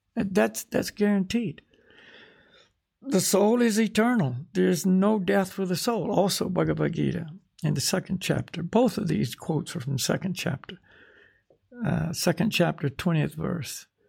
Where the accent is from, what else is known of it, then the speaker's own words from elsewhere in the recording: United States; I'm from America, you know. In other words, this is where I took my birth this time